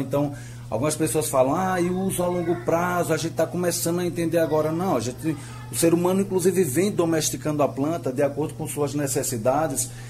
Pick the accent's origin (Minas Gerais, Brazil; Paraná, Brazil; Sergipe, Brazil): Sergipe, Brazil; Aracaju; eu sou de Aracaju